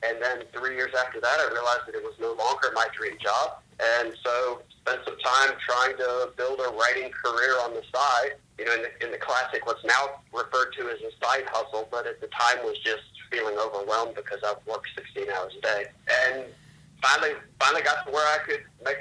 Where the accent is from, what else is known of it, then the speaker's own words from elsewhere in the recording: outside of Richmond, Virginia, United States; I grew up outside of Richmond, Virginia